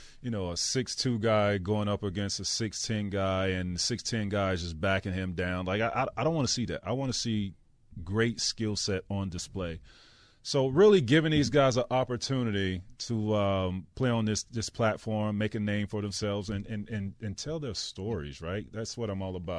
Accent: Florida, United States; I grew up in Florida

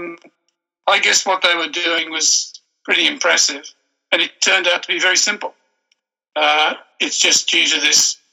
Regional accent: Australia; I'm an Australian by birth

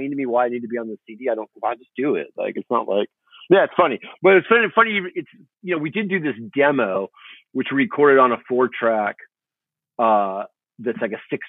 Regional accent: Huntington Beach, California, United States; also born or lived in Fountain Valley; born and raised in Huntington Beach and Fountain Valley

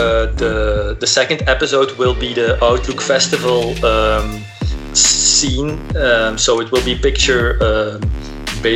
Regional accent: Belgium; I'm from Belgium

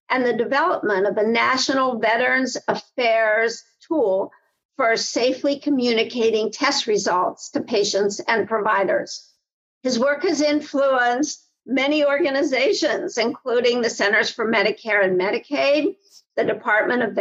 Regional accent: Pittsburgh, Pennsylvania, United States; I'm your host … President and CEO of the Jewish Healthcare Foundation and the Pittsburgh Regional Health Initiative, which is a multi stakeholder quality collaborative here in my hometown.

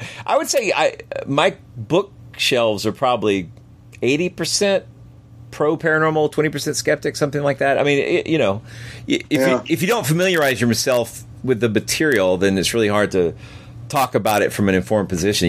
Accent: United States; about 70 miles from my hometown

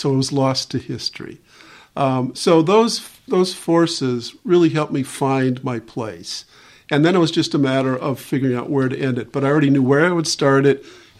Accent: Madison, Wisconsin, United States; also born or lived in Detroit, Michigan; I moved from Detroit when I was seven, so I got to Wisconsin, to Madison

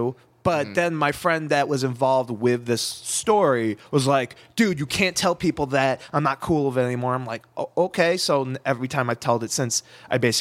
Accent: New Jersey, United States; moved away; first 14 years of my life, I'm originally from New Jersey

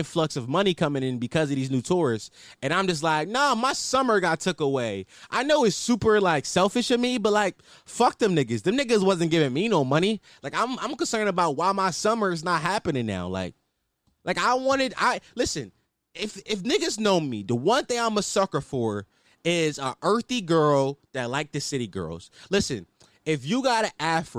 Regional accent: Philadelphia, Pennsylvania, United States; I'm from Philadelphia, Pennsylvania. You know, 215, City Brother Love, West Oak Lane to be exact, Uptown.

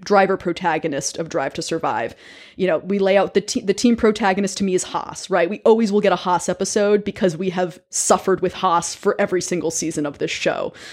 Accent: American South, United States; also born or lived in Connecticut; now in New York City, United States; I actually grew up in the American South

